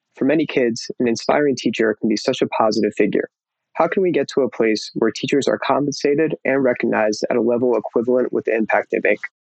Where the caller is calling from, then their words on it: Boca Raton, Florida, United States; also born or lived in Israel; I'm calling from Boca Raton, Florida.